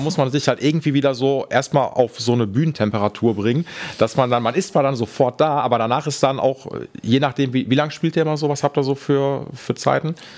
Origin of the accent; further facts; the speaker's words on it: Essen, North Rhine-Westphalia, Germany; ich komme aus Essen und bin in Essen